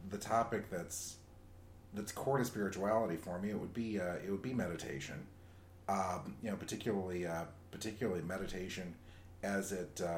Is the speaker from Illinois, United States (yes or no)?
no; Southern California, United States; As a kid growing up in Southern California, meditation was part of the culture there